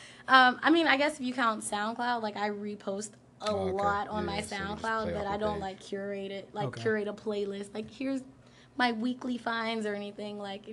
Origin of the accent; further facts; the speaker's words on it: North Carolina, United States; I'm from the South.